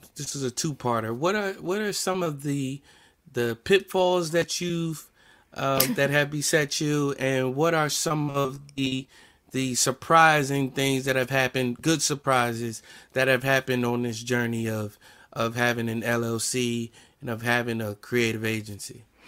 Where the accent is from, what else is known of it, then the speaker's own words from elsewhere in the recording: New Jersey, United States; accent: New Jersey; my New Jersey accent